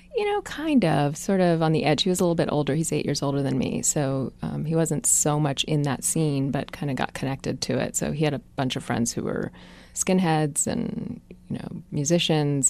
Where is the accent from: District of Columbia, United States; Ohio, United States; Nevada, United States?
District of Columbia, United States; Washington; accent: California white girl; also born or lived in Africa / Ethiopia / Eritrea; we grew up in Washington, D C